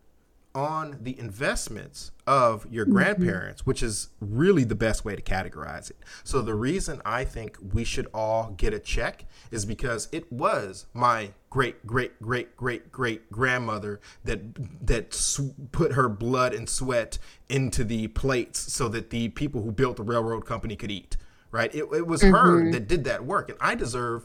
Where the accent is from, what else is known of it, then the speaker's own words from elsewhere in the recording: United States; as an American